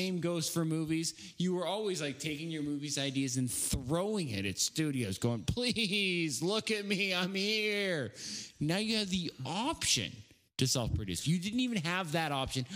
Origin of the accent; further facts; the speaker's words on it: the Northwest, Pacific Northwest, United States; I'm from the Northwest